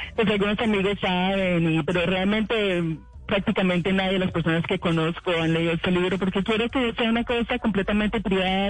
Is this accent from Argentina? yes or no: no; Colombia; yo como colombiana y como muchos colombianos, yo vengo de una familia